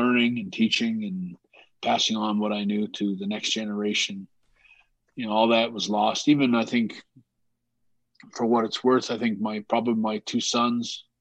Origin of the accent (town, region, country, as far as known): Canada